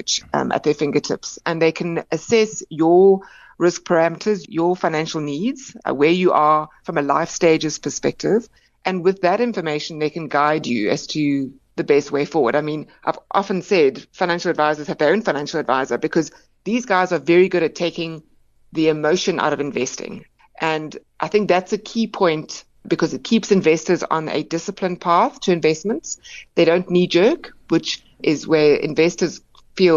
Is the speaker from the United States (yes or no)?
no; South Africa; as South African investors